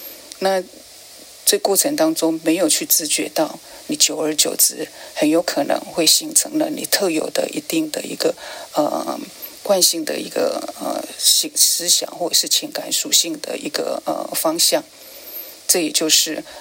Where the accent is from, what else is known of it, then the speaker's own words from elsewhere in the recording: China; 甚至像我们中国人所谓的一些节气，也都是因为这样而产生